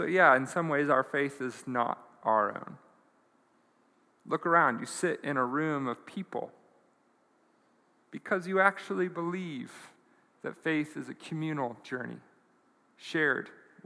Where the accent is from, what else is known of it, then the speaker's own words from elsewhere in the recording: United States; as an American